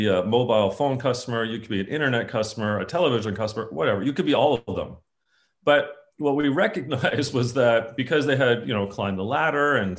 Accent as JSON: {"language": "English", "country": "Canada", "said": "being a Canadian, I think it's on my passport"}